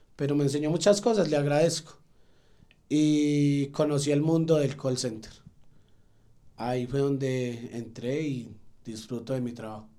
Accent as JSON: {"language": "Spanish", "town": "Salamina", "region": "Caldas", "country": "Colombia", "moved": "as an adult", "lives_now": "Manizales, Colombia", "said": "vivo en Manizales hace 11 años y vengo de un municipio llamado Salamina Caldas"}